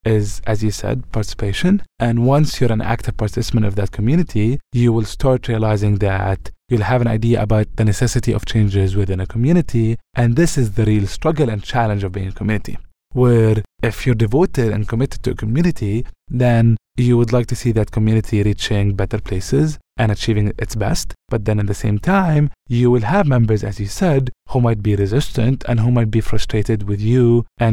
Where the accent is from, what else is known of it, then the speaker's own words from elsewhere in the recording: Ramallah, West Bank, Palestine; moved away as an adult; my hometown, Ramallah, in the West Bank